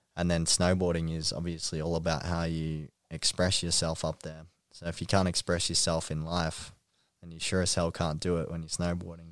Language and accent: English; Ringwood, Victoria, Australia; Ringwood, um, near my hometown